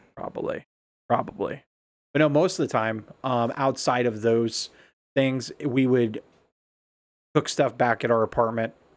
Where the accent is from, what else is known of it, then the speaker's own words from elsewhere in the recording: Ohio, United States; also born or lived in Alaska; "Hey, where are you from?" And I'm like, "Ohio."